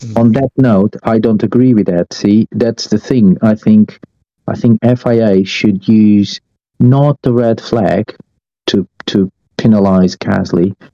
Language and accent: English; Estoril, Lisbon, Portugal; moved away; I come from Estoril. From I grew up on on the uh, Portuguese racing track Estoril